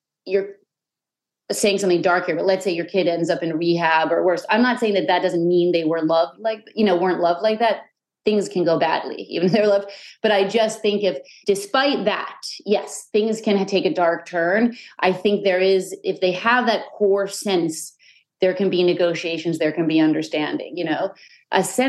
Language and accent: English; New York City, New York, United States; I loved growing up in the Chelsea